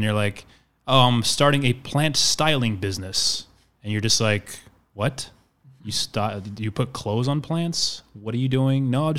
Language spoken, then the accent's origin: English; Arizona, United States; now in Los Angeles, United States; I feel like in many ways I'm from Arizona.